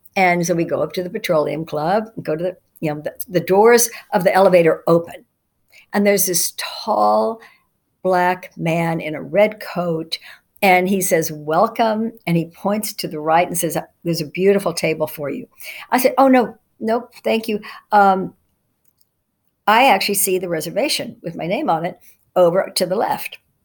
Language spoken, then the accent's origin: English; Dallas, Texas, United States; when I was growing up in Dallas, Texas, I was born in 1950